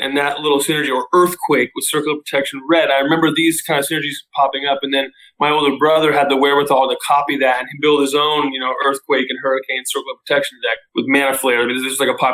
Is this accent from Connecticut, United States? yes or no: no; Southern California, United States; I grew up in Southern California